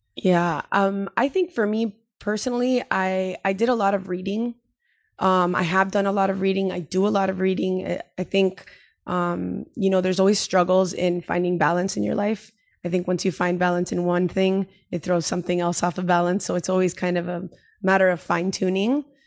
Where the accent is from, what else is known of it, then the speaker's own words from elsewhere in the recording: Miami, Florida, United States; moved away as an adult; now in San Diego, United States; the move from, you know, where I grew up in Miami